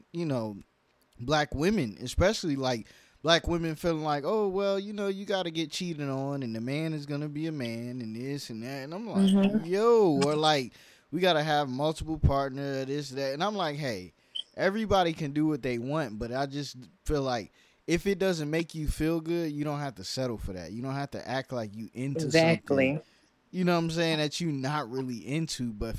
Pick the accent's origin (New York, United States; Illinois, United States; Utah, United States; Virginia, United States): New York, United States; also born or lived in California; now in Atlanta, United States; You know, I'm from New York originally, but I lived in California, all different places.